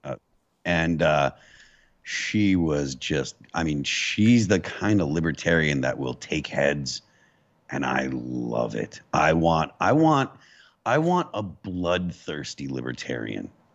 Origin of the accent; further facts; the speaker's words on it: Western Massachusetts, United States; I grew up in New England, so, like, um, you know, being from Western Massachusetts